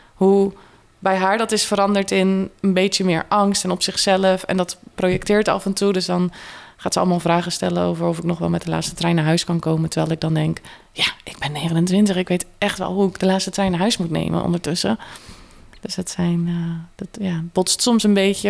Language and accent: Dutch; Kruiningen, Zeeland, Netherlands; moved away as an adult; now in Tilburg, Netherlands; Uit Zeeland, uit een klein dorp, Kruiningen. Dus ik ben best wel in een, uh, ja, echt een dorps omgeving opgegroeid.